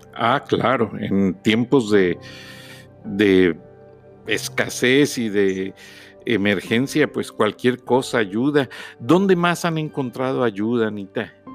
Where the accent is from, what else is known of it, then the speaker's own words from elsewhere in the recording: Mexico; somos mexicanos